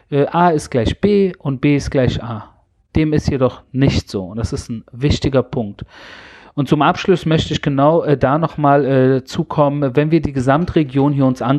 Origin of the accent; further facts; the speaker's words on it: Berlin, Germany; Und da bin ich kurz zurück in meiner Jugend in Berlin